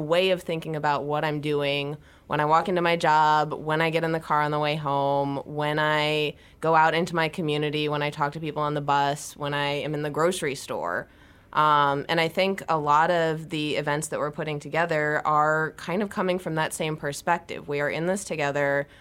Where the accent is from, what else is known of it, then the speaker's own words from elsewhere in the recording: Ohio, United States; I'm from Ohio, and I grew up doing four H